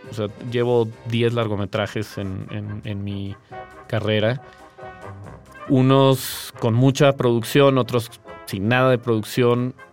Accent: Mexico City, Mexico; also born or lived in Tequisquiapan, Querétaro; Yo soy chilango, soy de la Ciudad de México

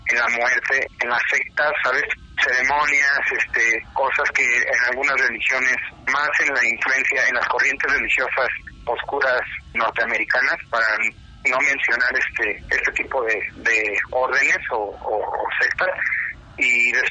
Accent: Mexico City, Mexico; born or raised there

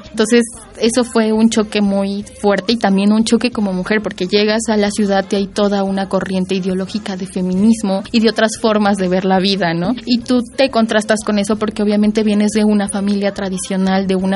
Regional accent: Santa María Tlahuitoltepec, Oaxaca, Mexico; born or raised there; moved away as an adult; now in Mexico City, Mexico

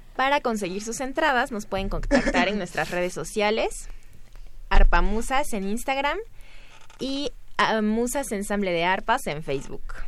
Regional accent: Veracruz, Mexico; yo soy de Veracruz.

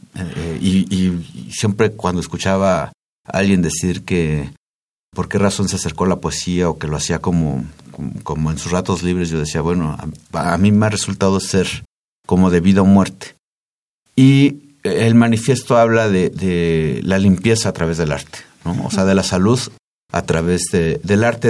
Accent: Tizayuca, Hidalgo, Mexico; En ese pueblo de donde soy yo

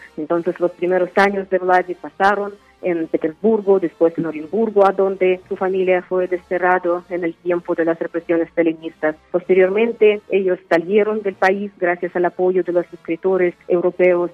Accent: Uzbekistan; Spanish is a second language; moved away as an adult; now in Mexico; soy escritora uzbekistanesa de lengua rusa, radico en México desde hace varios años

